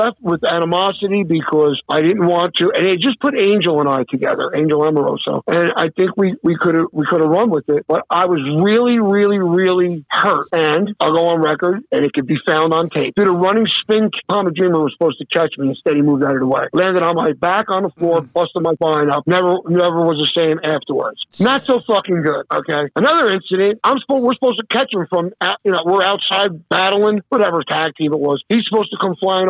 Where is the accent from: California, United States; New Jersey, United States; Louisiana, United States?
New Jersey, United States; I came from fucking North New Jersey